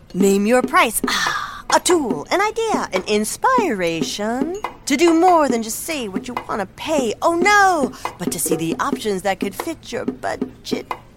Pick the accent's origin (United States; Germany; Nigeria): United States; Pittsburgh, Pennsylvania; growing up in Pittsburgh